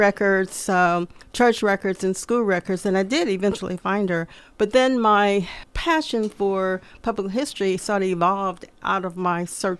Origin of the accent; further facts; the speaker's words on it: Theta, Georgia, United States; Yes, up in a little small country town called Theta. I went to grade school, elementary school, grades 1 through 6 there.